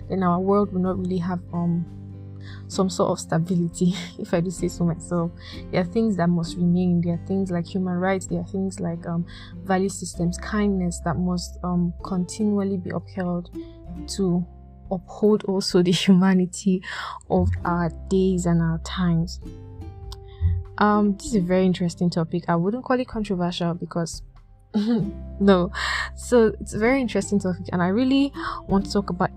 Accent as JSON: {"language": "English", "country": "Nigeria", "said": "I'm Nigerian"}